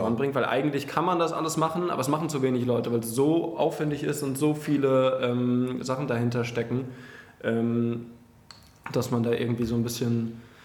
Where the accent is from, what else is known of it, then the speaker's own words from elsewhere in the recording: Frankfurt am Main, Hesse, Germany; now in Berlin, Germany; ich komme ja aus Frankfurt am Main eigentlich